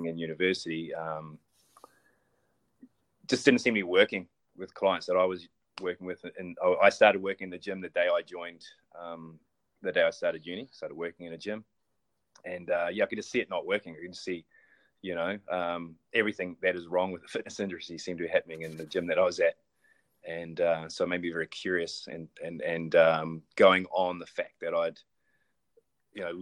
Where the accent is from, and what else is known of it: New Zealand